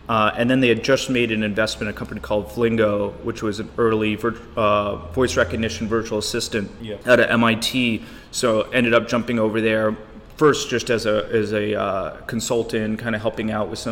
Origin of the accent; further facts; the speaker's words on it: United States; also born or lived in Korea; I was living in Korea working for Samsung as an American